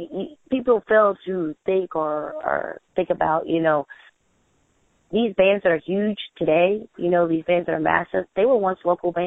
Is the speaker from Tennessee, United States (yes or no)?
yes; Clarksville, Tennessee, United States; And, of course, I'm from my hometown, Clarksville, Tennessee.